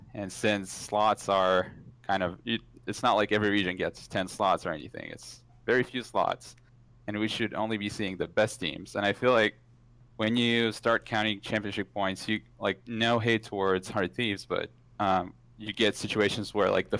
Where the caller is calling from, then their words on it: Redmond, Washington, United States; Calling from Redmond, Washington